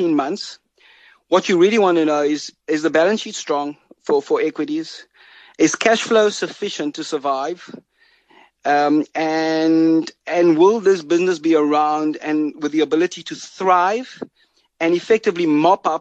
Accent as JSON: {"language": "English", "country": "South Africa", "said": "as a South African"}